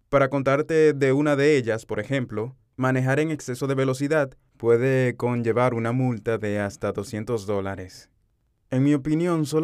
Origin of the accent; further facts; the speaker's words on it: Dominican Republic; now in Dubai, United Arab Emirates; Yo soy un dominicano que desde hace unos cuantos años ya está viviendo en Dubái